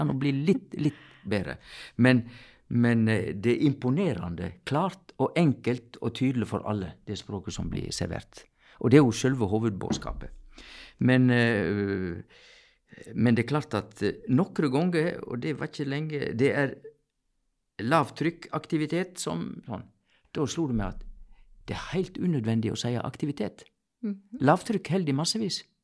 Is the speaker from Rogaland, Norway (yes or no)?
no; near Sogndal, Sogn, Vestland, Norway; jeg er født like ved Sogndal, i Sogn.